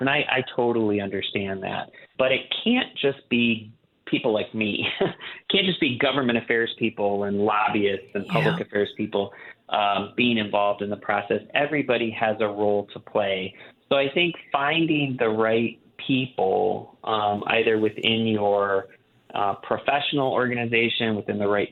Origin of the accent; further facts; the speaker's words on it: Wisconsin, United States; growing up in Wisconsin